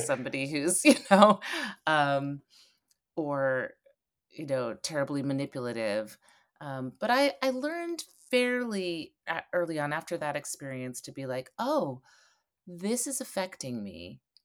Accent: Eugene, Oregon, United States; I grew up in Eugene, Oregon

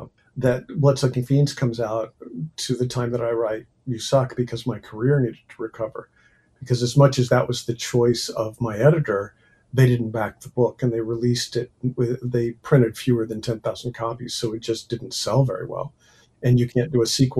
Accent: United States; writing as an American rather than a Brit

